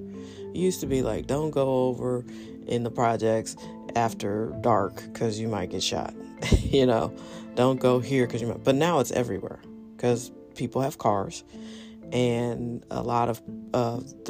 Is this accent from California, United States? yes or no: no; St. Louis, Missouri, United States; I'm from St. Louis. I live here